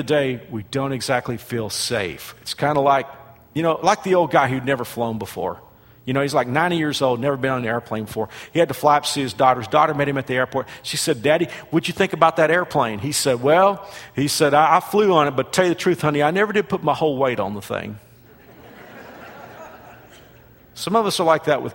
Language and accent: English; Fort Worth, Texas, United States; also born or lived in Burnet, Texas; who also lived in Fort Worth, my hometown